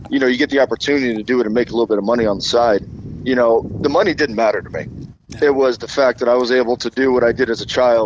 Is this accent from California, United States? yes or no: no; Colorado, United States; moved away; also born or lived in Pensacola, Florida; I'm from Colorado